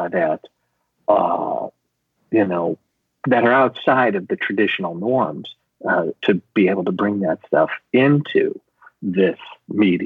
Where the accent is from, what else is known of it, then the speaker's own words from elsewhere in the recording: Chicago, Illinois, United States; I grew up in Chicago.